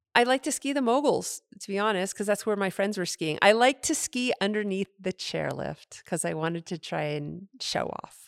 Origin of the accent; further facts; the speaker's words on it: Henniker, New Hampshire, United States; moved away; I grew up in New Hampshire in a small town named Henniker, New Hampshire